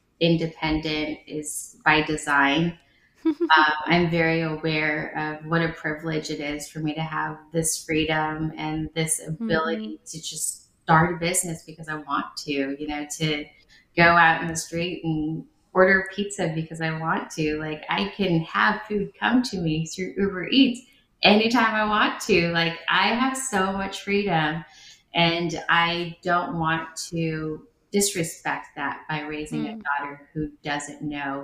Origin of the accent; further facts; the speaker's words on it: United States; English is a second language; also born or lived in Nha Trang, Vietnam; I grew up in America, you know, I was about 6 or 7. I was a teenager in America